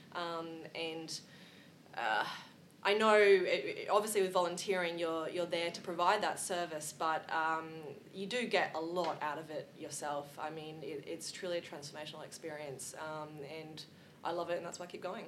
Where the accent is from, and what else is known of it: Australia